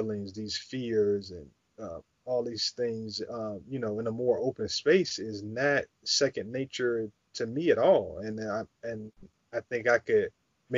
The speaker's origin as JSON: {"language": "English", "country": "United States", "said": "what it is to be Black, you know, growing up in America"}